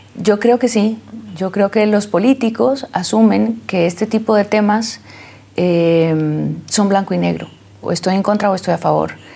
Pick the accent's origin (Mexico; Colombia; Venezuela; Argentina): Colombia; como colombianos y como latinoamericanos